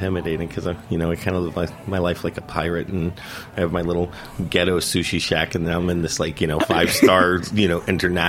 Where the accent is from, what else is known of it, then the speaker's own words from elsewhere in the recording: Florida, United States; I am from Florida